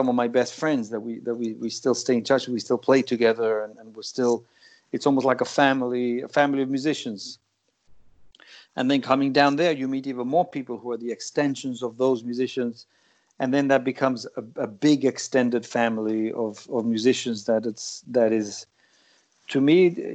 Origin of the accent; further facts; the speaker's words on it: Gibraltar; also born or lived in New York; now in United States; growing up in Gibraltar